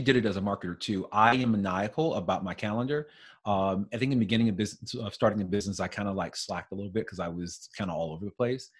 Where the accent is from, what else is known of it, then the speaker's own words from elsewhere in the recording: St. Louis, Missouri, United States; moved away; I'm originally from St. Louis